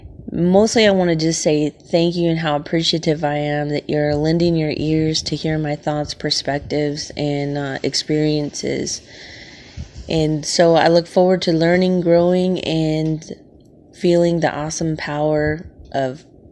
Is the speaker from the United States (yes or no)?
yes; Las Vegas, Nevada, United States; I'm from Las Vegas, Nevada